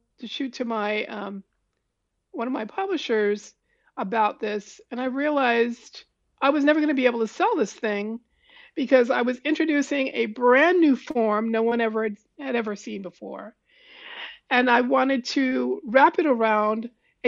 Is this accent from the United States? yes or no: yes; New York City, New York, United States; I was born in Harlem